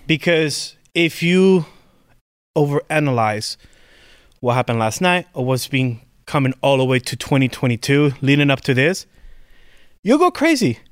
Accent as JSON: {"language": "English", "country": "Puerto Rico", "said": "I come from Puerto Rico."}